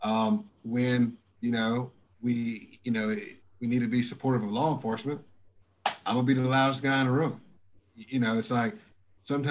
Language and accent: English; United States; I'm from Dalton Avenue, USA